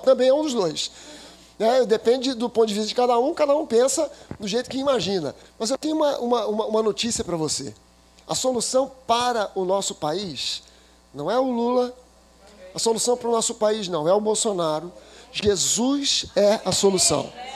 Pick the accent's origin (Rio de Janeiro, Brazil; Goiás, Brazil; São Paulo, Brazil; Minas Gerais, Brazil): Rio de Janeiro, Brazil; a minha infância eu fui morador da Tijuca. Eu sou carioca da gema